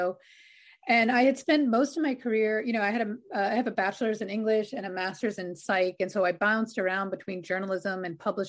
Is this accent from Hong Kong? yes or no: no; New York City, New York, United States; I grew up on Staten Island in New York